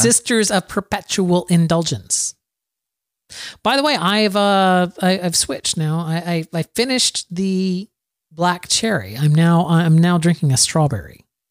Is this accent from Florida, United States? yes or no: yes; Plant City, Florida, United States; my hometown, Plant City, Florida